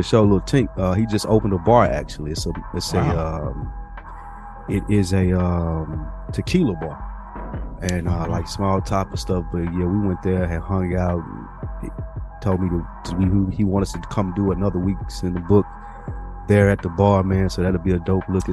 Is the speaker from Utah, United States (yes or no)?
no; Nashville, Tennessee, United States; moved away; the people of Nashville, my hometown, went back there this weekend